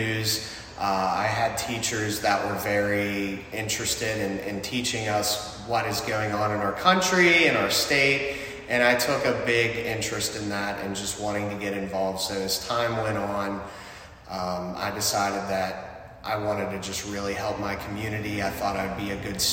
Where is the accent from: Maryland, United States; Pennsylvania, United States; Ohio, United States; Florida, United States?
Pennsylvania, United States; Sarver; my parents moved here in the late 90s whenever I was a toddler, and I started first grade at the Freeport Area School District, and I've been here ever since